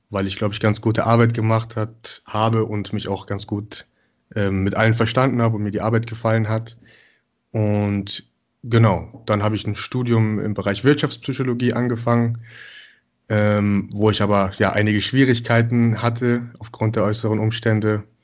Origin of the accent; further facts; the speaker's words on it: Mönchengladbach, North Rhine-Westphalia, Germany; born there; now in Cologne, Germany; wohne jetzt seit ja, mittlerweile fünf Jahren in Köln bin äh, gebürtig aus Mönchengladbach